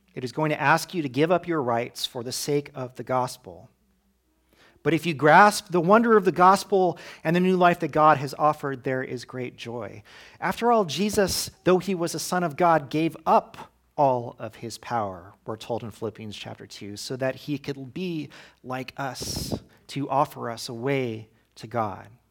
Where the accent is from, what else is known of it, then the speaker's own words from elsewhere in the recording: United States; as American Christians